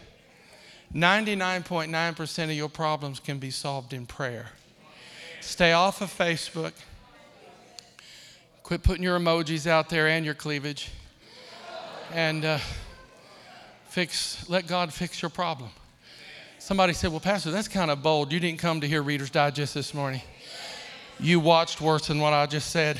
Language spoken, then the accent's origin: English; Akron, Ohio, United States; I'm from Akron, Ohio